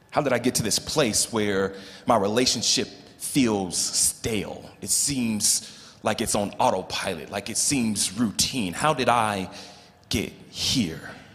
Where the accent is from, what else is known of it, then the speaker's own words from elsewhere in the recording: Los Angeles, California, United States; moved away as an adult; also born or lived in Colorado; now in Louisville, Colorado, United States; born and raised in Los Angeles